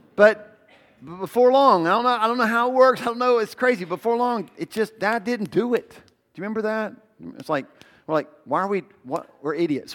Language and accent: English; the South, United States; I grew up in the South